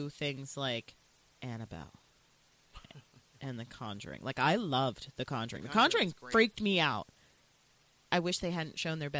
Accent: outside of Pittsburgh, Pennsylvania, United States; I may live in Pittsburgh, but I will never sound like that.

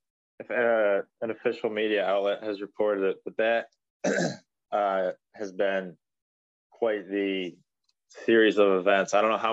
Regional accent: Cortland, New York, United States; And I'm originally from Cortland, and their crosstown rival is Homer.

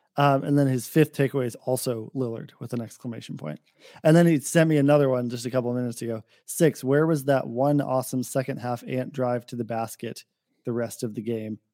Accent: Portland, Oregon, United States; moved away; I grew up in Portland

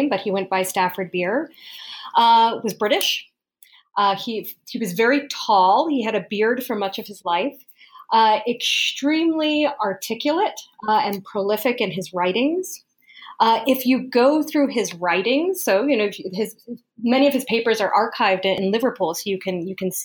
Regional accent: Colombia; moved away; I was born in South America. I was born in Colombia

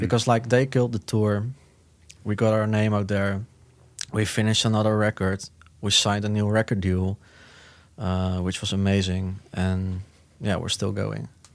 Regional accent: Netherlands; From the Netherlands.

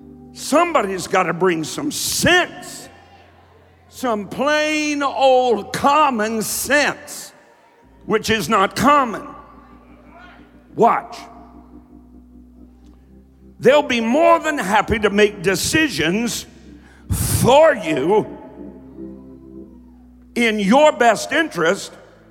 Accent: Kentucky, United States; accent: southern drawl; because I'm from Kentucky, and I spent a whole lot of my early preaching days teaching myself not to have such a southern drawl. I mean, I used to take three syllables to say at. It's the way I talked. It's the way I was raised.

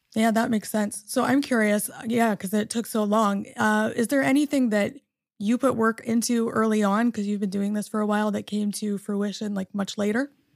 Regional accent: Canada; moved away as an adult; also born or lived in Michigan, United States; now in United States; I'm a Canadian born and also, uh, American through marriage.

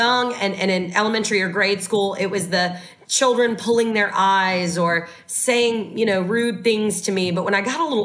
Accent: the South, United States; I was raised in the South

